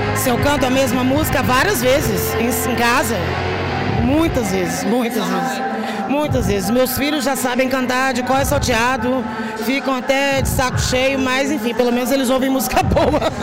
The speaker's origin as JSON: {"language": "Portuguese", "region": "interior of Rio de Janeiro state", "country": "Brazil", "said": "Eu sou fluminense, eu sou do interior do estado do Rio."}